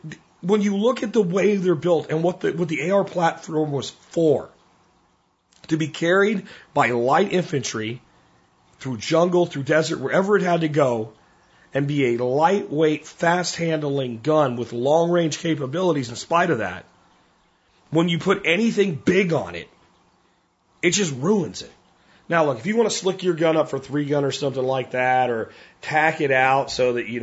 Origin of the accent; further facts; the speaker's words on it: Pennsylvania, United States; moved away; the woods I grew up in Pennsylvania